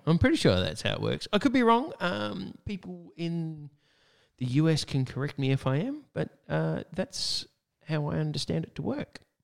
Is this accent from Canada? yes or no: no; Australia; in Australia, it's our summer